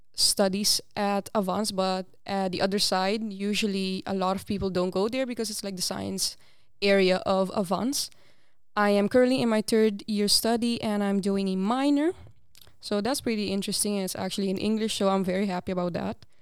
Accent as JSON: {"language": "English", "country": "Aruba", "tie": "born or raised there", "first_language": "Papiamento", "second_language": "English", "moved": "as an adult", "lives_now": "Netherlands", "said": "I actually was born and raised in Aruba, and I moved here to the Netherlands about six years ago"}